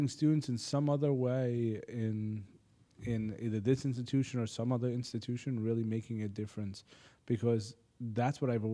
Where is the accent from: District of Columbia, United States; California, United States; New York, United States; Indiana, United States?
New York, United States; Middle Country School District, Long Island; I grew up in Middle Country School District, okay, right here on the island